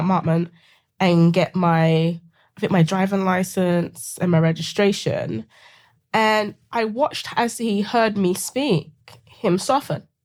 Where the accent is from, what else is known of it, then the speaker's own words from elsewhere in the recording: London, United Kingdom; accent: British; moved away as an adult; also born or lived in Seattle; now in United States; growing up in Sa-, South London